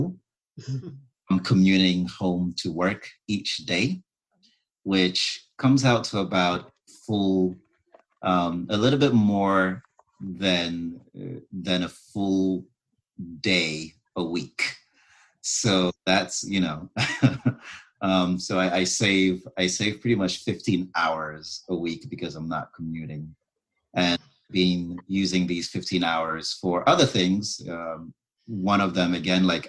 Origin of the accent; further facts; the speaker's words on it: Burkina Faso; moved away as an adult; also born or lived in Ontario, Canada / Okanagan, Canada; now in Vancouver, Canada; I was born in Burkina Faso, which is a country in West Africa